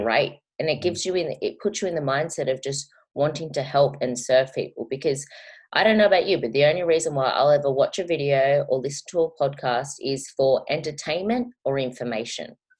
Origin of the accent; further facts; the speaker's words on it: Australia; I am an Australian YouTuber.